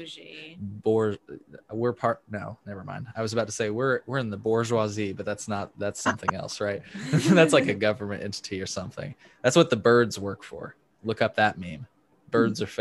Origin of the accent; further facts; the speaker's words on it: Effingham, Illinois, United States; accent: Southern; moved away; I am from Effingham, Illinois, originally.